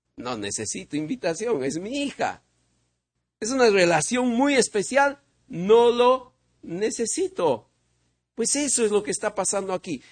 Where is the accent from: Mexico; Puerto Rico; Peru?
Peru; vengo de Perú